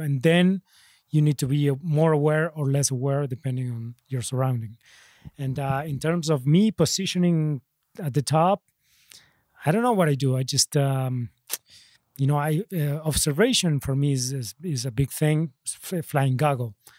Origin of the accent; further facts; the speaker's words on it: Argentina; I'm from Argentina